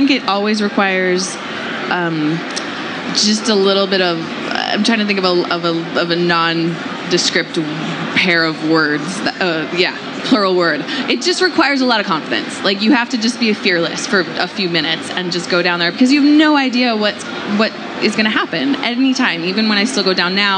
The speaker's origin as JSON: {"language": "English", "town": "New York City", "region": "New York", "country": "United States", "tie": "born or raised there", "moved": "as an adult", "lives_now": "Ojai, United States", "said": "born and raised downtown Manhattan"}